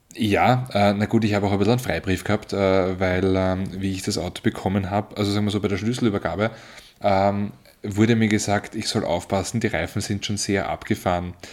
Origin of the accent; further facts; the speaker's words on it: Marchfeld, Lower Austria, Austria; ich bin ja im Machfeld aufgewachsen